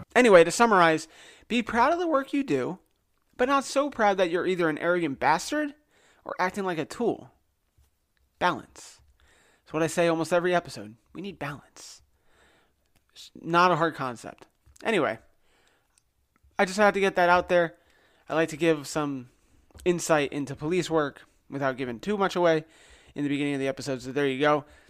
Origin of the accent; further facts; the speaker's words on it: New Jersey, United States; also born or lived in Connecticut; I grew up in New Jersey